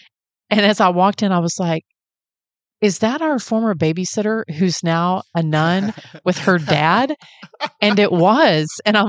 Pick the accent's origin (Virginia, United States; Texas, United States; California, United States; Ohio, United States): Texas, United States; I am Texan